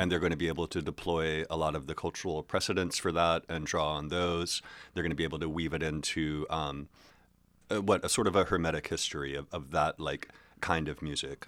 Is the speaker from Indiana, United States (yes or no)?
no; Hillsborough, North Carolina, United States; moved away as an adult; also born or lived in Chapel Hill, North Carolina; Hillsboro, which is where I grew up from when, from, like, uh, third grade to when I graduated high school